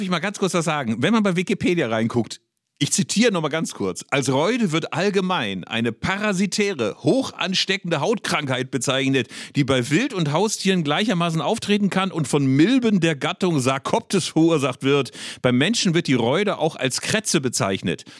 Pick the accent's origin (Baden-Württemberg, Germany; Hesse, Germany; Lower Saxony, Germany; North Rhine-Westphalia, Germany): North Rhine-Westphalia, Germany; Bielefeld; mit meiner Bielefelder Familie